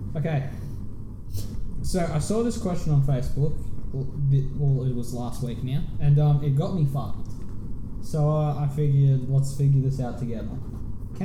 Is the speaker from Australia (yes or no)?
yes; Australia; I'm Australian